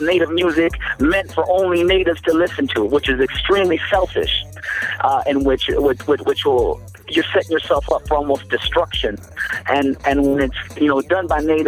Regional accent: Los Angeles, California, United States; I'm born and raised in Los Angeles

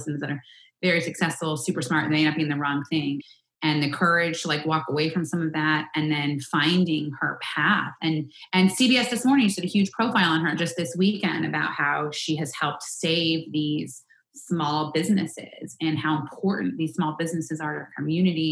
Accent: Muncie, Indiana, United States; moved away as an adult; also born or lived in New York; I'm from Muncie, Indiana. I was born and raised and spent my whole childhood in Indiana and moved to New York as an 18-year-old

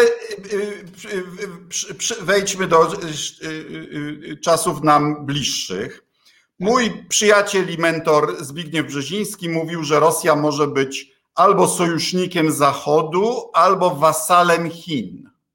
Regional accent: Kuyavian-Pomeranian Voivodeship, Poland; u nas w szeroko pojętej Wielkopolsce. Bydgoszcz była zasobnym miastem

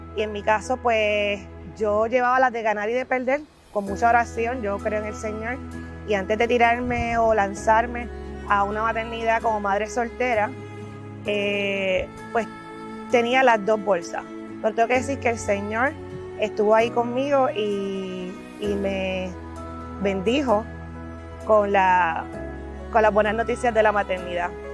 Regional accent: Puerto Rico; Como muchos puertorriqueños

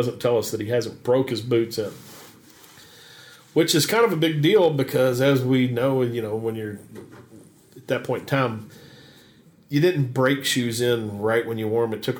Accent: Fern Creek, Kentucky, United States; I'm from Fern Creek

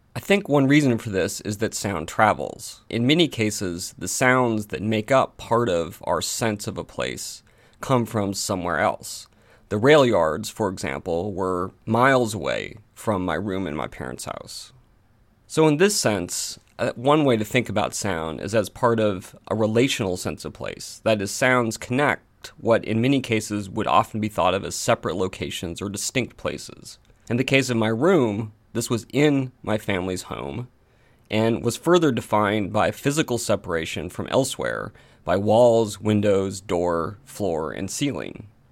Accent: Portland, Oregon, United States; when I was growing up in Portland, Oregon, in the United States

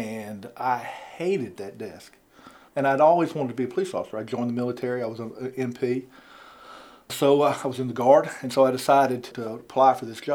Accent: Augusta, Georgia, United States; moved away as an adult; now in Milledgeville, United States; I grew up in Augusta

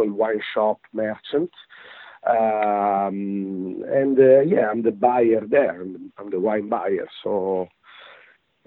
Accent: Italy; moved away as an adult; now in London, United Kingdom; I'm coming from Italy. I'm Italian.

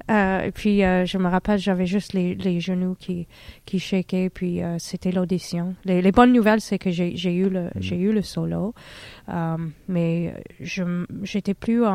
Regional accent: Harriston, Ontario, Canada; moved away; je viens de l'Ontario, euh, c'était dans une toute petite ville qui s'appelait Harriston. Euh, en Ontario

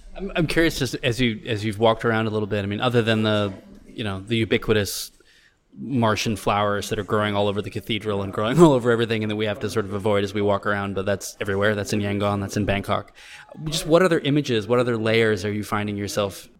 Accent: United States; myself visiting uh, Vietnam as an American

